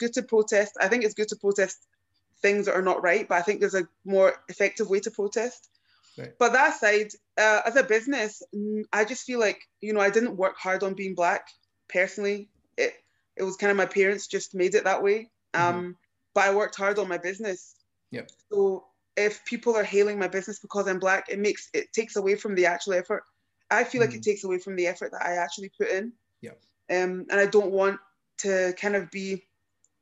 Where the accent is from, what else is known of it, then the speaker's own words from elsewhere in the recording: Glasgow, Scotland, United Kingdom; being born here